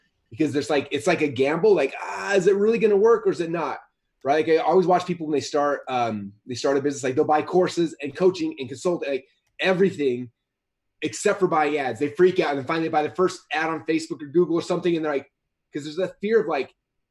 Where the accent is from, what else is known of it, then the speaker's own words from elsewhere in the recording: Utah, United States; I'm from Utah